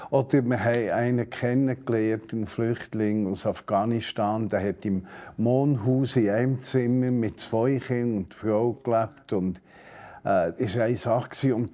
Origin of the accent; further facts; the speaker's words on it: Zurich, Switzerland; Also ich bin in der Stadt Zürich geboren worden, aufgewachsen, habe mich mit 18 unsterblich verliebt in ein Modi von Hünibach bei Thun.